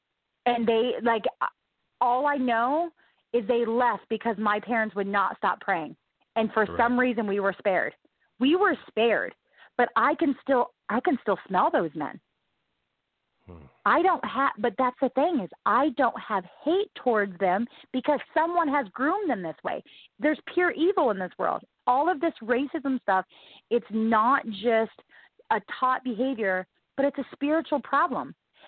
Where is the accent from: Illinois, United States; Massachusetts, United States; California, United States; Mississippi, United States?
Mississippi, United States; Gulfport; born there; I was born in Mississippi, and then I had to move to, I was born in Gulfport, Mississippi.